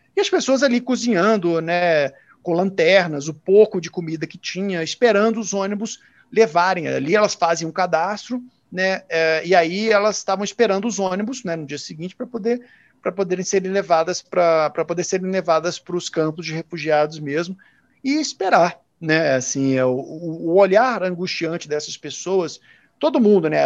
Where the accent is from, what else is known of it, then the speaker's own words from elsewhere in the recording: interior of Minas Gerais, Brazil; moved away as an adult; now in South Africa; eu sou do interior de Minas